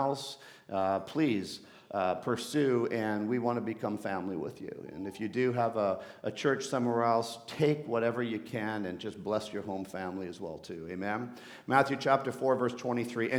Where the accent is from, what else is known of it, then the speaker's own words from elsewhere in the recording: Bogotá, Colombia; moved away; I'm off to Colombia, to Bogota, where I was actually born